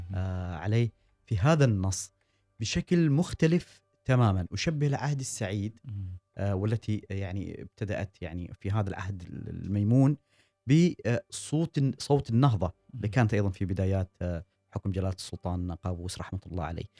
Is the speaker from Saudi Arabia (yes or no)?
no; Oman; نحن ربما كعمانيين